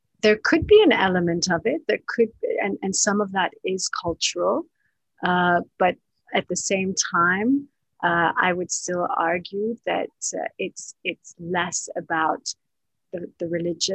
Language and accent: English; Canada; also born or lived in Palestine; now in Dubai, United Arab Emirates; my parents are both Palestinian, although I was born in Canada.